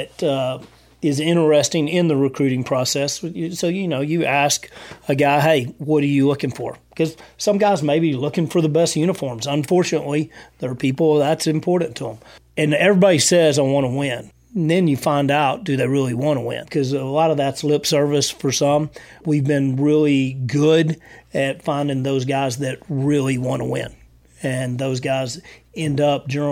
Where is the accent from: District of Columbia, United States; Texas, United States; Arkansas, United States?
Texas, United States; now in San Angelo, United States; I'm from Texas